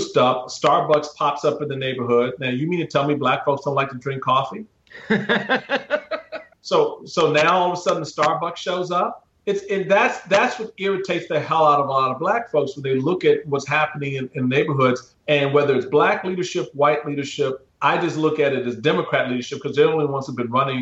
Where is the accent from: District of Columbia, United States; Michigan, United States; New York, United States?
District of Columbia, United States; Washington; where I grew up in Washington, D.C.